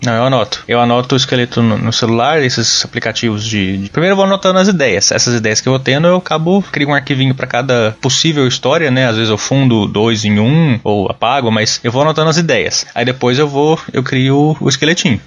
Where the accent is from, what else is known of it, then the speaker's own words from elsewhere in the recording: Uberaba, Minas Gerais, Brazil; moved away as an adult; now in Sorocaba, Brazil; Eu nasci em Uberaba, Minas Gerais, mas moro desde 2009 em Sorocaba, São Paulo